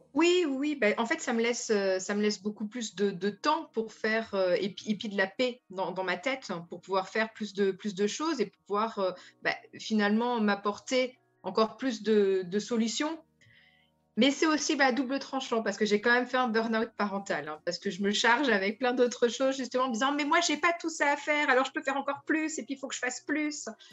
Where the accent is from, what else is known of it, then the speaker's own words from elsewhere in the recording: France; moved away as an adult; now in Netherlands; je suis française, donc je viens avec mon bagage de française